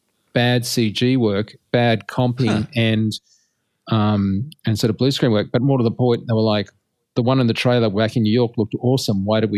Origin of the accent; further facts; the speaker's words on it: Australia; Being an Australian, I'm highly defensive.